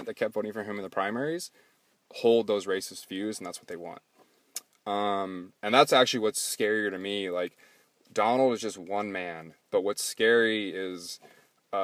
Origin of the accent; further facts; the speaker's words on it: United States; as an American